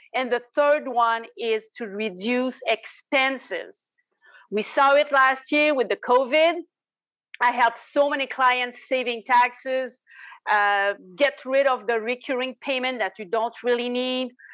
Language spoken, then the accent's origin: English; Quebec, Canada; accent: Quebec; in the corner of Quebec. So that's where you see my accent